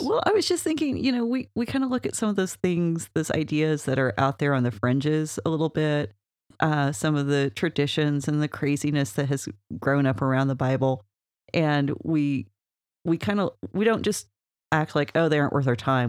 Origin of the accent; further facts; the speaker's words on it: Oklahoma, United States; We're from Oklahoma.